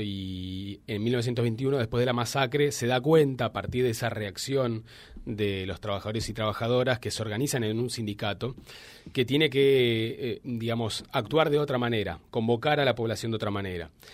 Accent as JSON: {"language": "Spanish", "country": "Argentina", "said": "Yo soy de Buenos Aires eh, soy egresado licenciado y doctor de la Universidad de Buenos Aires"}